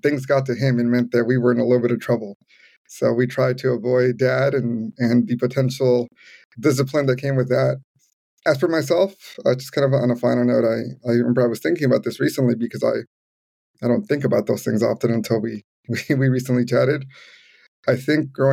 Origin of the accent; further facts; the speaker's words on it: Los Angeles, California, United States; also born or lived in Providence, United States / Evanston, United States; Growing up in the community where I grew up here in Pacoima, it's very Latino, very, very immigrant heavy